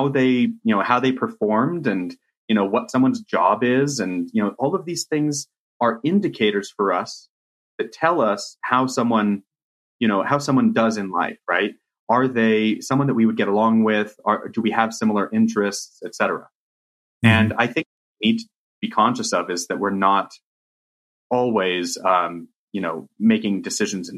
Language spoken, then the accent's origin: English; Riverside, California, United States; you and I grew up in Riverside, California